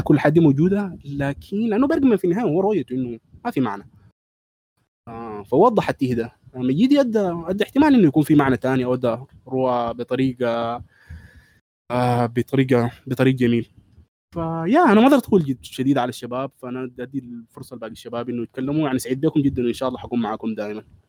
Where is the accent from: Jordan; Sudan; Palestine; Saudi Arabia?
Sudan; عندنا في السودان